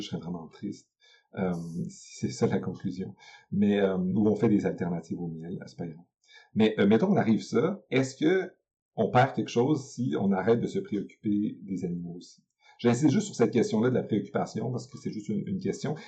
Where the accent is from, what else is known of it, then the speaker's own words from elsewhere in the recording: Quebec, Canada; chez nous, au Québec